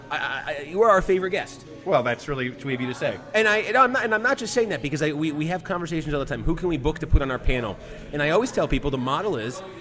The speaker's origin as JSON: {"language": "English", "region": "North Carolina", "country": "United States", "moved": "as an adult", "lives_now": "Washington, D.C., United States", "said": "I'm from North Carolina."}